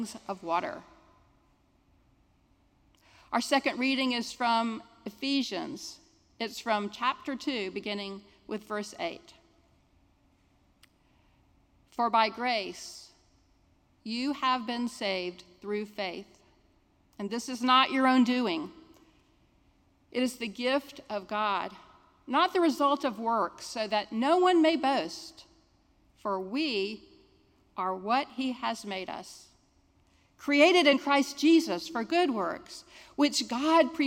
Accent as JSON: {"language": "English", "town": "Jacksonville", "region": "Florida", "country": "United States", "tie": "born or raised there", "said": "I'm a Jacksonville native. I grew up in San Marco"}